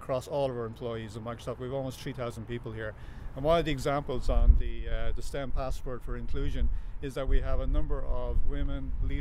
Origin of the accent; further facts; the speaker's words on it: Ireland; I grew up in North Wexford, right, in the middle of the country.